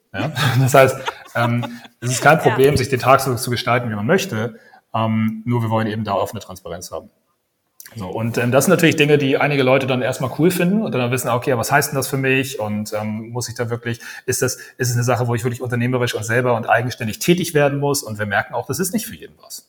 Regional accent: Kiel, Schleswig-Holstein, Germany; accent: North German; moved away as an adult; also born or lived in Copenhagen, Denmark / Dublin, Ireland / South Africa; now in Berlin, Germany; Ich bin Norddeutscher, ich bin Kieler. Das hört man teilweise so an meiner Stimme

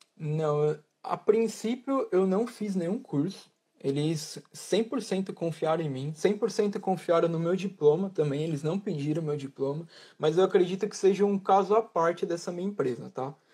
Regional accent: Brazil; moved away as an adult; also born or lived in Italy; now in United Kingdom; eu, como um bom brasileiro

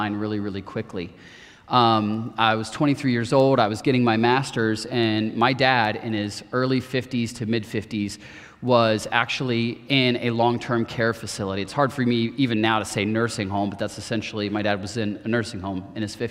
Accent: Marion, Ohio, United States; I grew up in Marion, Ohio, not too far from here

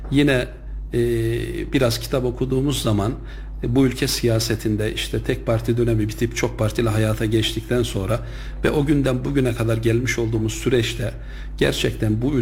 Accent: Yahyalı, Kayseri Province, Turkey; 1977 Yahyalı doğumluyum.

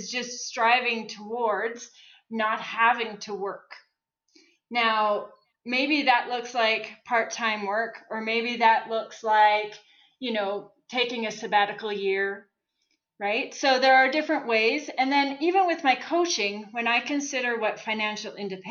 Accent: Saskatchewan, Canada; moved away as an adult; now in Calgary, Canada; So I grew up in Saskatchewan. I moved to Calgary

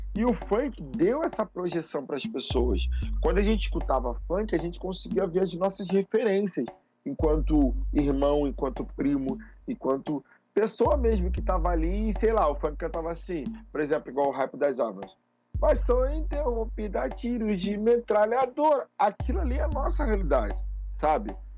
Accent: Rio de Janeiro, Brazil; Eu que sou de Bangu, tinha o Cassino Bangu e o Bangu Atlético

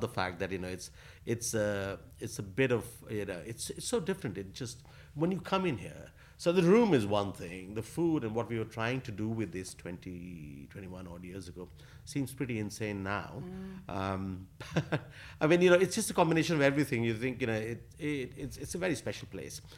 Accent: Asansol, West Bengal, India; now in London, United Kingdom; growing up in Asansol

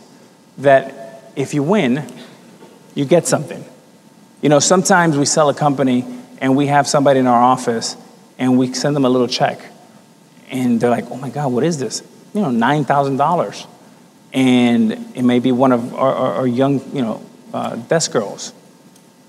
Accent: Miami, Florida, United States; growing up in Miami

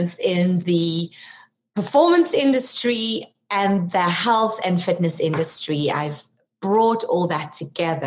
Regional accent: South Africa; moved away as an adult; now in United States; you might detect an accent. I'm from South Africa originally.

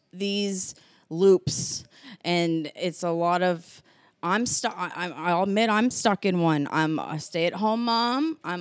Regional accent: Nevada, United States; born there; I was born in Nevada, that's dry yeah. heat.

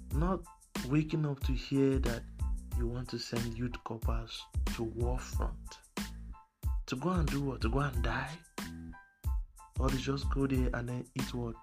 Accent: Nigeria

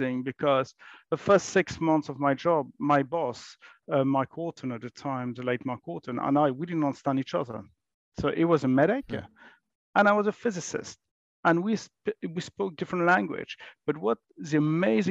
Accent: France; moved away as an adult; now in United Kingdom; I grew up in France many, many years ago

